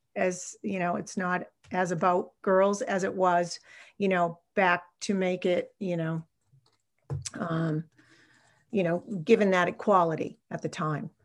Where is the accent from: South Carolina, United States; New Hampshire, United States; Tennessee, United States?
New Hampshire, United States; Salem; I'm a New Hampshire native. I grew up in Salem, New Hampshire, which is a town on the Massachusetts border.